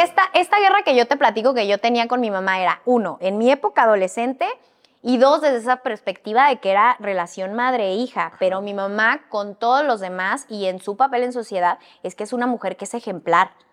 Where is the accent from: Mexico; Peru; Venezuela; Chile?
Mexico; northern Mexico; como niña norteña, criada en provincia